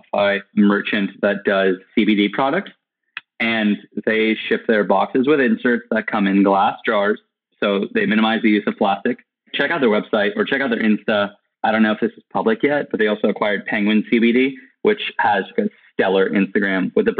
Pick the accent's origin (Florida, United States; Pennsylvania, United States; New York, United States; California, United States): California, United States; now in Austin, United States; I'm currently living in Austin, Texas. However, I'm originally from California.